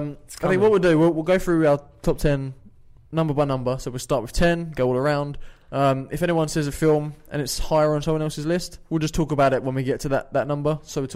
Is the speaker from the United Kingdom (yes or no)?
yes; United Kingdom; you can probably tell by our accents that we're from the United Kingdom.